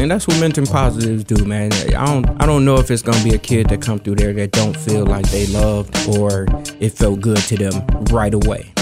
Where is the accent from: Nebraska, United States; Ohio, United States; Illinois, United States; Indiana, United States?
Indiana, United States; Gary; now in Madison, United States; I come from Gary, Indiana come through a lot of poverty, man. Lived in a house with no heat, no water